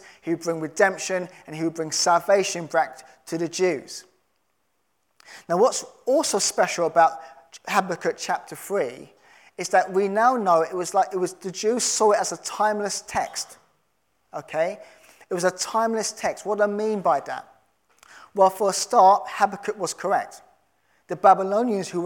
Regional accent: London, United Kingdom; I'm a Londoner

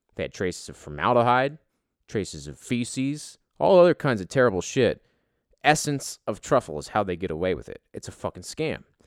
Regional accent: United States; me being American

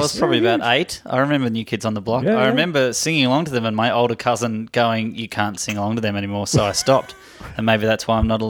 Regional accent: Melbourne, Victoria, Australia; now in United States; I grew up in Melbourne.

